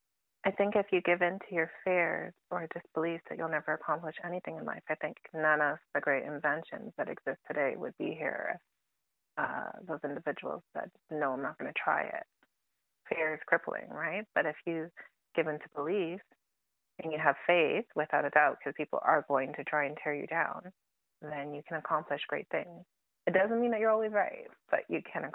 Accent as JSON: {"language": "English", "town": "Toronto", "region": "Ontario", "country": "Canada", "tie": "born or raised there", "moved": "as an adult", "lives_now": "Calgary, Canada", "said": "I grew up in Toronto"}